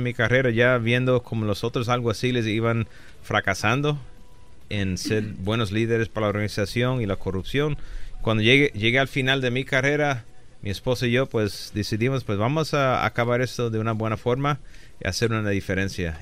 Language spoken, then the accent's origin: Spanish; Aguadilla, Puerto Rico; moved away as an adult; also born or lived in Chicago, United States / Rochester, New York, United States / New York City, United States; now in Los Angeles, United States; nací en Chicago, me crié en Rochester, Nueva York. Un año en la ciudad de Nueva York y los últimos 11 años de joven Ah, de los 9 a los 20 en la isla de Puerto Rico, en el pueblecito de Aguadilla, Puerto Rico